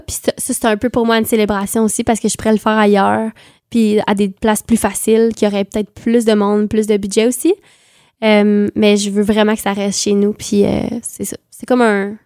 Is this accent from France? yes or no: no; Quebec, Canada; accent: super québécois; j'ai un accent super québécois